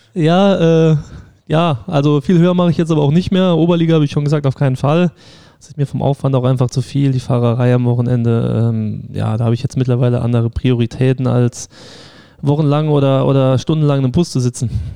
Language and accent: German; St. Ingbert, Saarland, Germany; also born or lived in Saarbrücken (Dudweiler); ich bin in Saarbrücken auch geboren, also in Dudweiler, äh, komme aber aus St. Ingbert, habe da immer in der Jugend einen Verein gespielt